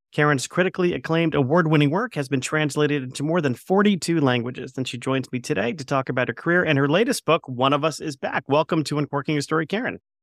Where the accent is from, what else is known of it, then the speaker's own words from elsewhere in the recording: Plantation, Florida, United States; I grew up in Plantation, Florida